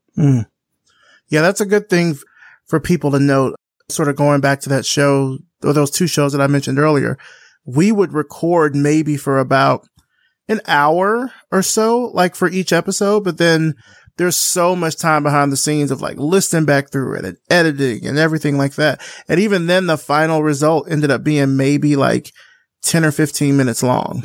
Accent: Alabama, United States; I'm from Alabama

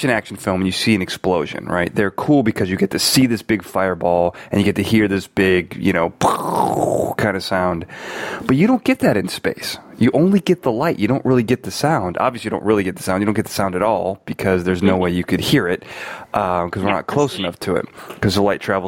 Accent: Chicago, Illinois, United States; I'm from Chicago, and I went to school in the northern part of Chicago

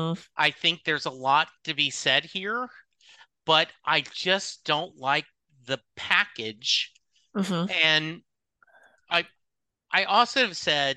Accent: Louisiana, United States; So I grew up in Louisiana, and so similar to you, I can picture that. I can picture rural Louisiana, even rural East Texas

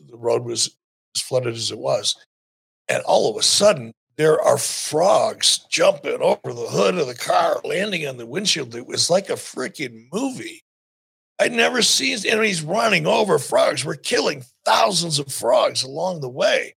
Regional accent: Minnesota, United States; moved away; my family was from Minnesota. I grew up in Minnesota, or lived there for a long time at least

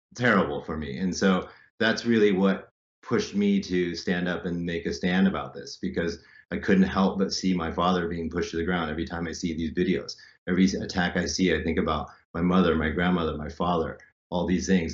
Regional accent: United States; moved away as an adult; also born or lived in Hong Kong; I'm American, I'm from here

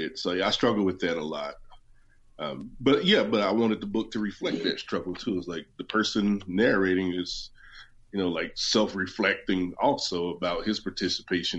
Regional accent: West Virginia, United States; moved away; I'm from West Virginia, so my L's don't show up in the middle of my words often.

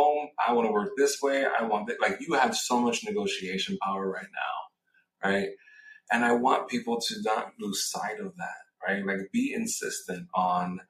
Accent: New York City, New York, United States; moved away as an adult; also born or lived in West Coast; I grew up in New York City, moved to the West Coast, got recruited to work at LinkedIn.

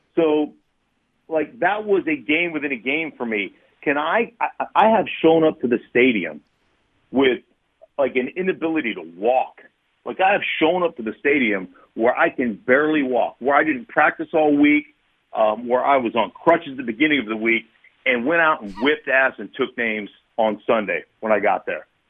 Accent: Alaska, United States; moved away as an adult; also born or lived in Idaho; I loved growing up in Alaska

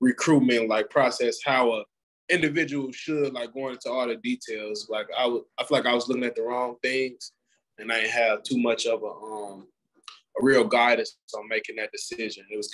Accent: Missouri, United States; I'm from Missouri. Like, I'm from Missouri

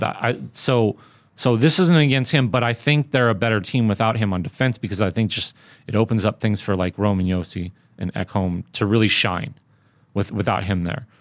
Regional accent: Southern California, United States; Growing up in Southern California

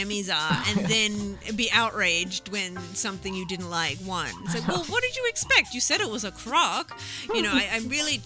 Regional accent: Australia

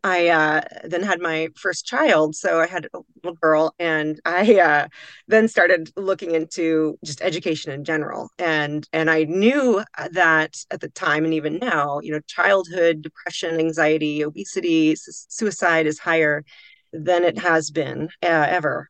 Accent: Pacific Northwest, Washington's Cascade Mountain Range, United States; now in Boise, United States; i grew up in the shadow of washington's cascade mountain range under beautiful evergreen canopies frolicking in the wild spaces of the pacific northwest

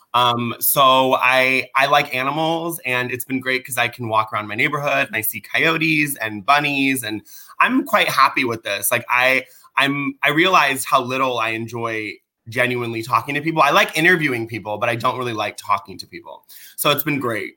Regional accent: Orange County, California, United States; first language Persian; English is a second language; I grew up here in Orange County

